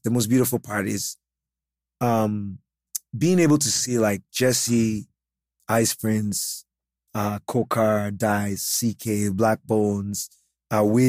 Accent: Jos, Plateau, Nigeria; I am from Jos

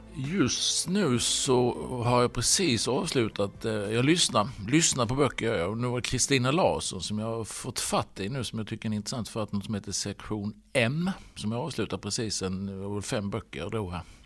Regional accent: Halmstad, Halland County, Sweden; also born or lived in Stockholm area; now in Stockholm, Sweden; jag varit hemma i Halmstad

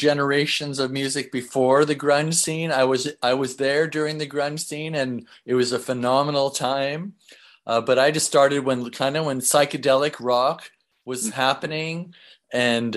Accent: Seattle, Washington, United States; I grew up in Seattle

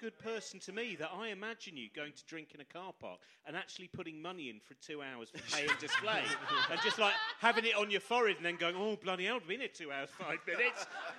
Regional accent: Chorleywood, East of England, United Kingdom; where I grew up in Chorley Wood

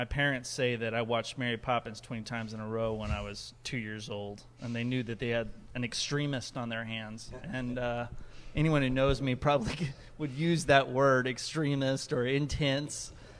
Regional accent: Comoros; also born or lived in Ecuador; I was born in Ecuador, and I grew up in a place called the Comoro Islands, which is off the east coast of Africa.

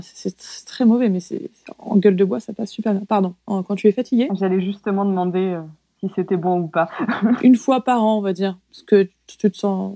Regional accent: France; moved away as an adult; now in New Zealand; moi j'ai grandi en France, mais à l'intérieur des terres

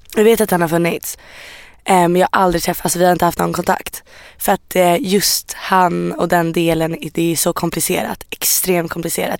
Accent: Iran

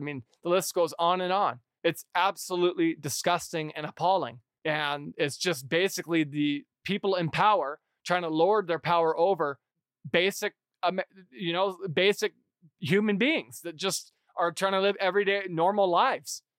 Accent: United States; I as an American

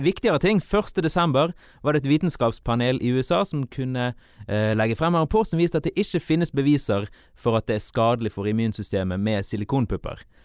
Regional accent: Malvik, Trøndelag, Norway; jeg vokste opp i Malvik

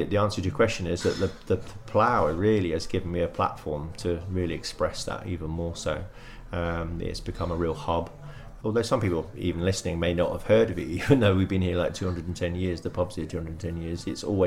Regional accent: Brighton, South East England, United Kingdom; moved away as an adult; also born or lived in Oxford; now in Guernsey; I was born in Oxford and moved to Brighton and was raised in Brighton, educated in Brighton

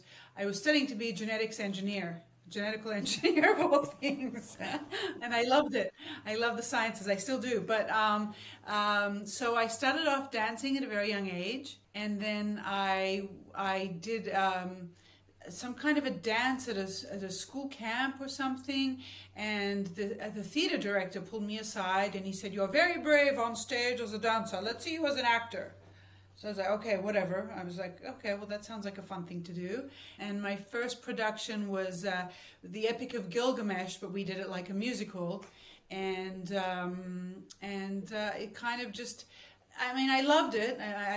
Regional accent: Sydney, New South Wales, Australia; It was the most magical part of my childhood was Australia.

